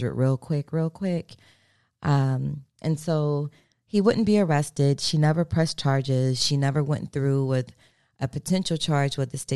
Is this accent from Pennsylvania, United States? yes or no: no; Maryland, United States; moved away as an adult; also born or lived in South Florida; now in Florida, United States; I'm from Maryland. I've been in Florida, though, for going on 22 years